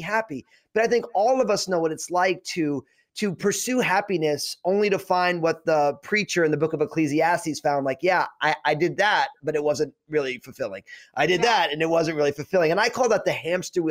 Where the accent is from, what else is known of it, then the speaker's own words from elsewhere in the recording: New Jersey, United States; my background is I'm all Italian from New Jersey